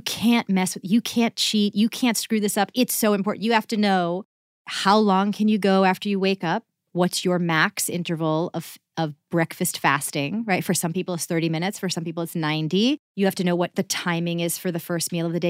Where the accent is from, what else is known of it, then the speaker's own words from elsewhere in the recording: Massachusetts, United States; moved away; I grew up in Massachusetts